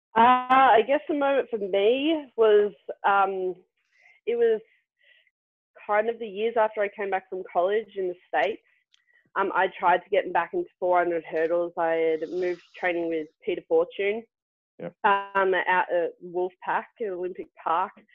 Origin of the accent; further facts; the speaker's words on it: Melbourne, Victoria, Australia; now in Wiesbaden, Germany; I'm from Melbourne